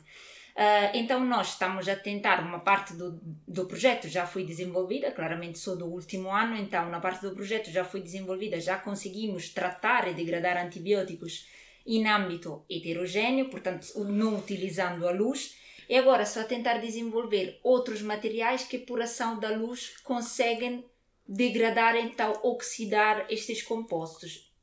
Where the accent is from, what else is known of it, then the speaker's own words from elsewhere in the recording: near Naples, Campania, Italy; Portuguese is a second language; moved away as an adult; now in Coimbra, Portugal; eu sou, sou originária de Nápoles, de, de uma cidade perto de Nápoles, e tive toda a vida na Itália, praticamente